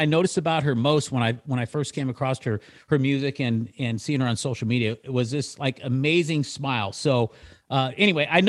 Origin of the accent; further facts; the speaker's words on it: Citrus Heights, California, United States; also born or lived in Loomis, California / Lincoln, California; I was actually raised in a little place up there called Citrus Heights